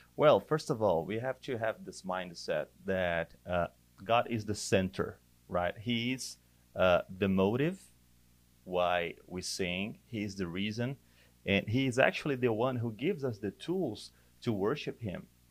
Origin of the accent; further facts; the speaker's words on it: Brazil; moved away; I'm from Brazil